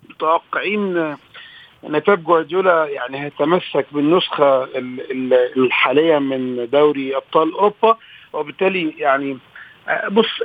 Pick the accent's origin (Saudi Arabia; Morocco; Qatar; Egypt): Egypt; احنا كمصريين